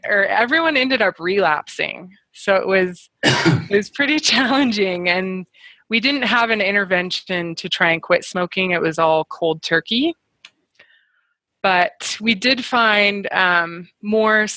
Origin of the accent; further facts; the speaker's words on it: Spokane, Washington, United States; accent: North American; moved away as an adult; now in Canada; I grew up there.